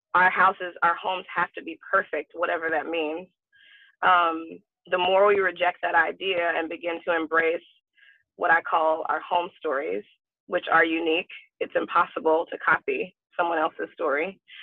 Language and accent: English; Alabama, United States; I'm from Alabama